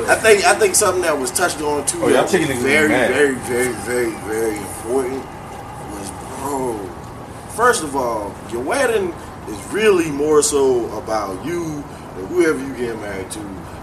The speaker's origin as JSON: {"language": "English", "town": "Charleston", "region": "South Carolina", "country": "United States", "said": "I'm from Charleston."}